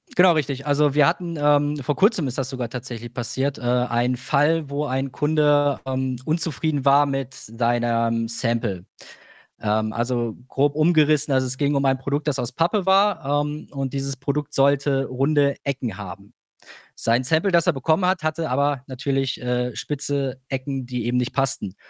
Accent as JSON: {"language": "German", "country": "Germany", "said": "als Europäer, als Deutscher"}